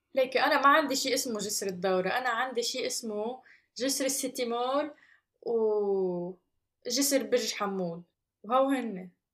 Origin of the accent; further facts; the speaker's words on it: Lebanon; moved away as an adult; راجعة على لبنان